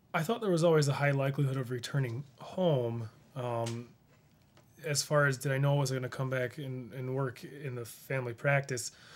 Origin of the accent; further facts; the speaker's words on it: Rushville, United States; I grew up in Rushville. I, I went to the school there